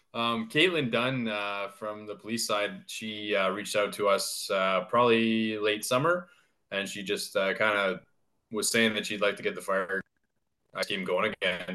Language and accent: English; London, Ontario, Canada; now in Sudbury, Canada; growing up in London